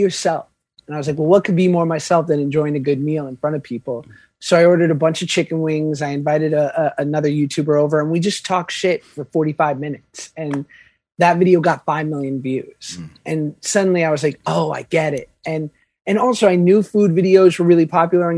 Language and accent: English; New York, United States; I'm from New York.